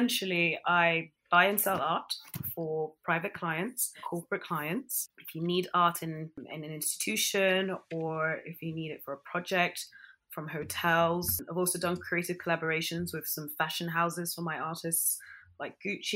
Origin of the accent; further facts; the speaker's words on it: London, United Kingdom; also born or lived in Ghana / Nigeria / United States; being brought up in London and then being a Ghanaian and Nigerian